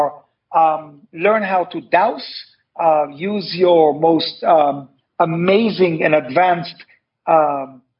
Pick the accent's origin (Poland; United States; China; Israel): Israel; Tel Aviv, Tel Aviv District; I was born in Tel Aviv